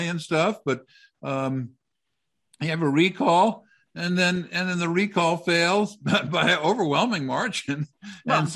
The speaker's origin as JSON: {"language": "English", "town": "New York City", "region": "New York", "country": "United States", "tie": "born or raised there", "also_born_or_lived": "Aspen, Colorado / Boulder, Colorado / Denver, Colorado", "moved": "yes", "lives_now": "Westminster, United States", "said": "I was born in New York City. I'm born in New York City, lived in Aspen, lived in Boulder, lived in Denver"}